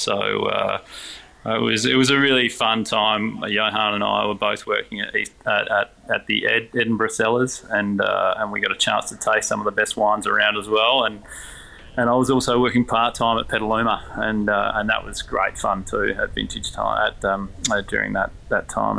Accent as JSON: {"language": "English", "town": "McLaren Vale", "region": "South Australia", "country": "Australia", "tie": "born or raised there", "said": "And then I guess growing up in McLaren Vale, you do realise that there's vineyards around you"}